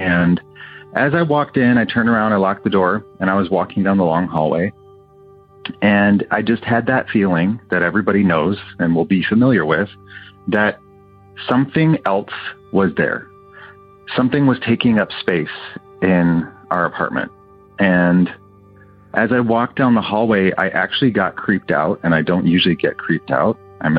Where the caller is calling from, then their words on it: Pasadena, California, United States; also born or lived in Ann Arbor, Michigan; I'm calling from Pasadena, California. Years ago, when I lived in Michigan, I lived in the university area of Ann Arbor, where University of Michigan is.